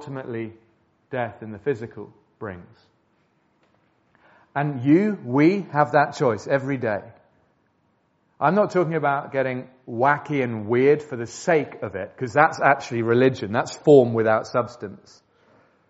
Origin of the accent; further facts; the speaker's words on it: England, United Kingdom; We're English